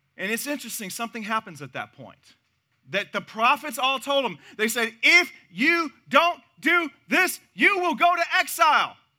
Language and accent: English; Missouri, United States; now in Texas, United States; my home state of Missouri